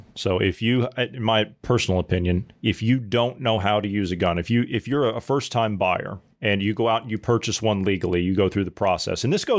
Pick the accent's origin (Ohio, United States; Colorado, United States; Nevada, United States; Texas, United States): Ohio, United States; Even if you live in a state like where I come from Ohio, where we have open carry